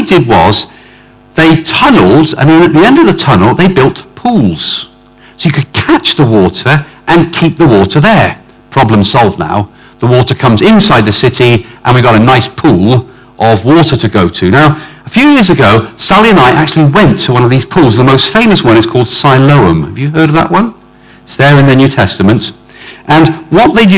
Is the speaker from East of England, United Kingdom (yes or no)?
no; Oxford, South East England, United Kingdom; I come from Oxford